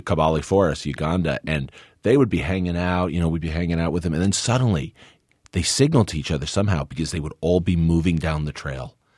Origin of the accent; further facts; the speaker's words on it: New Jersey, United States; also born or lived in Northeast Kingdom, Vermont; we grew up in New Jersey